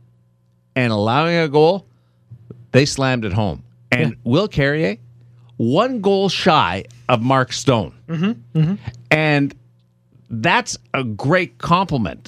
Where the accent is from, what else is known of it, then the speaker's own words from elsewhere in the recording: Canada; now in Las Vegas, United States; I'm Canadian